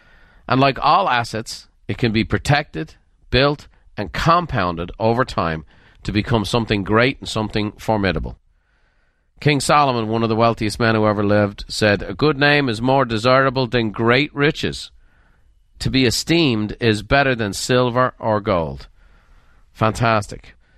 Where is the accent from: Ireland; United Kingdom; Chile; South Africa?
Ireland; Dublin, Leinster; I grew up in Dublin, Ireland, and a lot of my friends were Murphys and McCormicks and O'Briens and Sweeneys